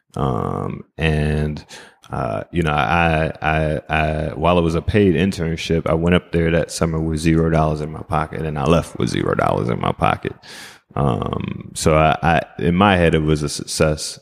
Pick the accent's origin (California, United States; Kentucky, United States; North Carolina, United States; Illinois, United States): North Carolina, United States; Greensboro; also born or lived in Jamaica (ancestry); now in Minnesota, United States; from Greensboro, North Carolina